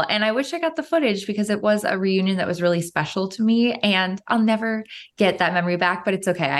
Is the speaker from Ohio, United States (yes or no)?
yes; Cleveland, Ohio, United States; they started filming in my hometown of Cleveland, Ohio, and we had a big family reunion. Like I had 40 of my Filipino family over